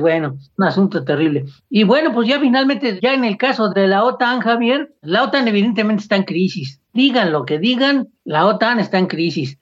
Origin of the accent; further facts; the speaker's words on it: Mexico; como mexicano y como latinoamericano